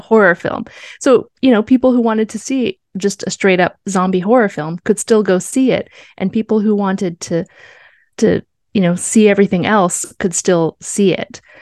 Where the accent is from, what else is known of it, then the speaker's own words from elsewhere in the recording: Canada; we are Canadian